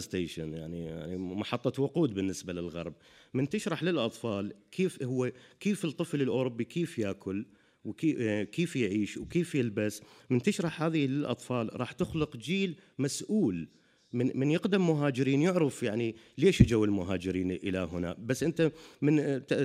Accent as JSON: {"language": "Arabic", "country": "Iraq", "tie": "born or raised there", "moved": "as an adult", "lives_now": "Europe", "said": "أنا يعني عراقي عشت في العراق طول حياتي"}